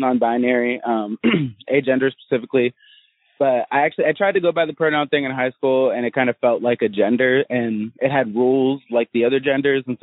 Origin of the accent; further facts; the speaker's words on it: Interlachen, Florida, United States; I'm from Florida. I'm from a teeny tiny town called Interlochen